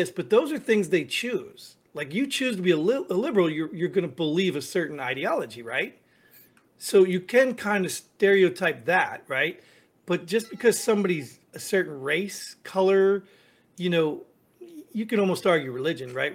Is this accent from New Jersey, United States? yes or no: yes; New Jersey, United States; I grew up in Jersey